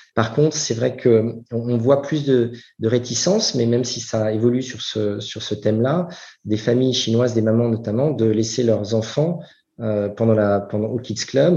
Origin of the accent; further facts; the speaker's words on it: France; moved away as an adult; also born or lived in United States / Singapore; ça fait maintenant 13 ans que je suis parti de, de France